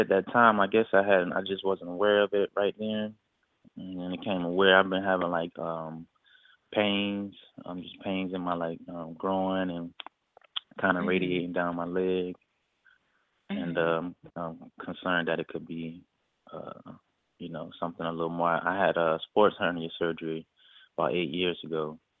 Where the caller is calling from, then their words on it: Florida, United States; calling in from Florida.